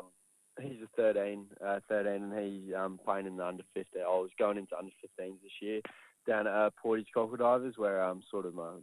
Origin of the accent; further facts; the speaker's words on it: England, United Kingdom; because originally I'm from England